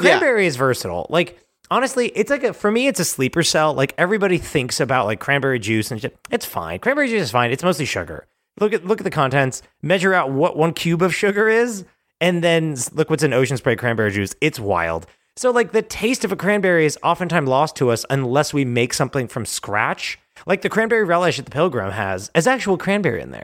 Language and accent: English; New Jersey, United States; South Jersey, it is where you and I hail from